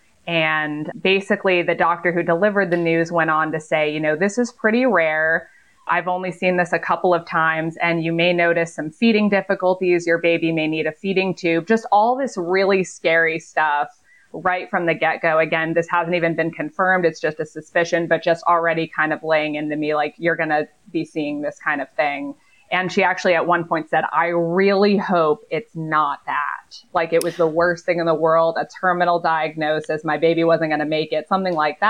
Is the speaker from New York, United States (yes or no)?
yes; Long Island, New York, United States; now in Tampa, United States; I'm originally from Long Island, New York, but I've lived in the Tampa, Florida area for 20 years